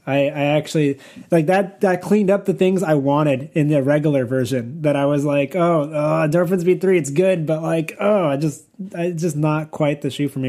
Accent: California, United States; I'm from California

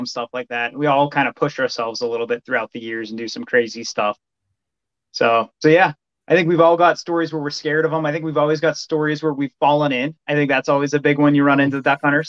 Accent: Western Pennsylvania, United States; now in Michigan, United States; I grew up in Pennsylvania, moved to Michigan.

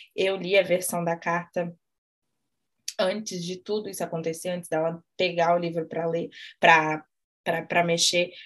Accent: Brazil; a gente é brasileira

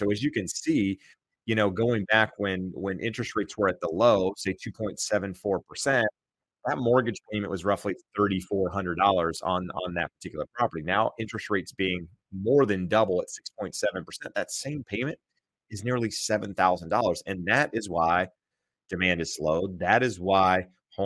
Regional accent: North Carolina, United States; moved away; I grew up in North Carolina

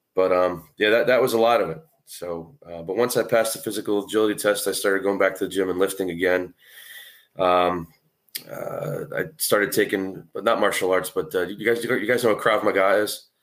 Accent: New England, United States; I grew up, I mean, there's not a lot of huge cities in New England. I gr, I happen to grow up in one of 'em

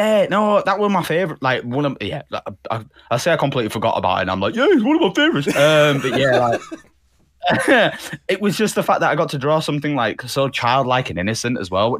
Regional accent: Canada; Said to him, I was like, we being Canadian, I was like, what team is it that you support?

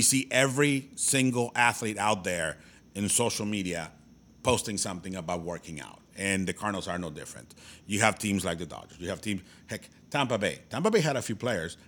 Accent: Mexico; now in United States; born and raised in Mexico, but now I am an American citizen because I've lived here for so long

